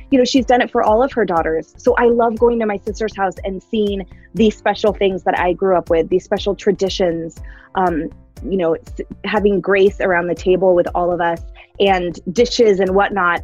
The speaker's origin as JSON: {"language": "English", "area": "Bay Area", "region": "California", "country": "United States", "tie": "born or raised there", "moved": "yes", "lives_now": "Seattle, United States", "said": "I grew up in the Bay Area with all five of us under the same roof"}